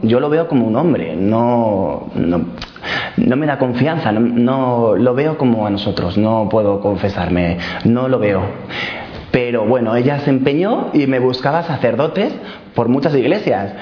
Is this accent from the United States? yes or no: no; Madrid, Community of Madrid, Spain; moved away; soy de Madrid, pero vivo en Colada.